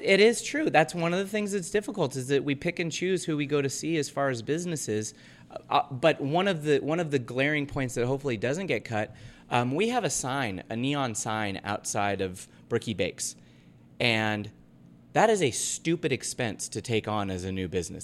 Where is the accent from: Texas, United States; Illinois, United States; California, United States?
California, United States; Half Moon Bay; also born or lived in North Carolina; now in Ogden, United States; my hometown of Half Moon Bay where I grew up